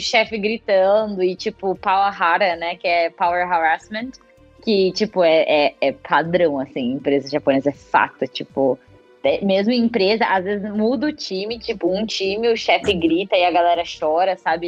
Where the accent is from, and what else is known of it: Brazil; now in Japan